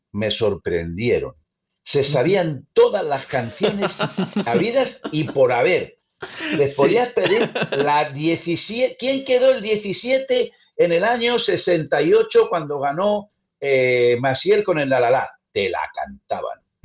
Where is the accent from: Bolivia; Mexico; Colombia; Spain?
Spain; somos españoles